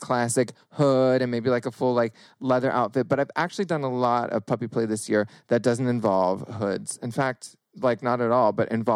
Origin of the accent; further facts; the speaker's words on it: Northern California, United States; I grew up in California, Northern California, grew up around all sorts of like leather daddies and whatnot